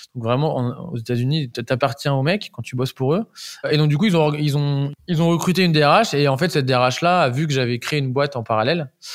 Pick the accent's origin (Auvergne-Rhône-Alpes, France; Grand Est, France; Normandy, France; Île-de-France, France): Normandy, France; Deauville; je viens de Normandie, je, suis un, je suis un petit Normand